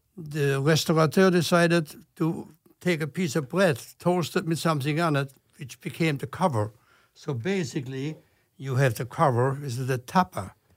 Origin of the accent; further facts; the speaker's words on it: Germany; English is a second language; moved away as an adult; now in United States; I'm from Germany, I was supposed to be here only for one year